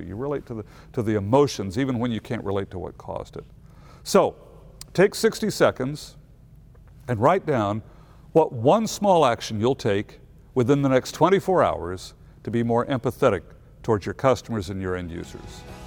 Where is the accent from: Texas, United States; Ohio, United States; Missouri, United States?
Missouri, United States; I'm from Missouri